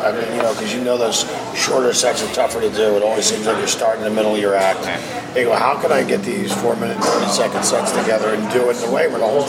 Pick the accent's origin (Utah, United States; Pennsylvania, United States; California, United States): Pennsylvania, United States; Philadelphia; moved away as an adult; Northeast Philly.